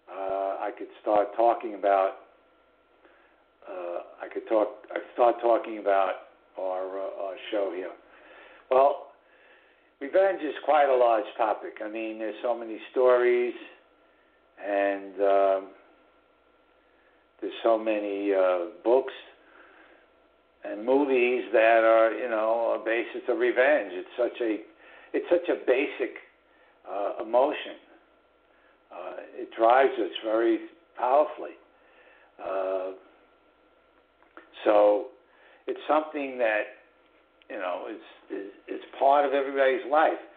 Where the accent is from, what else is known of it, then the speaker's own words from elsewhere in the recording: New York City, New York, United States; also born or lived in Southern Hudson Valley, New York; which is the northern suburbs of New York City, which is my hometown.